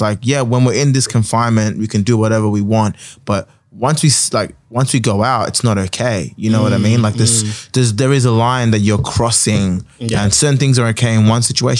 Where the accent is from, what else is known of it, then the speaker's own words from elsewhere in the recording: London, United Kingdom; What are you talking about? I'm from London still.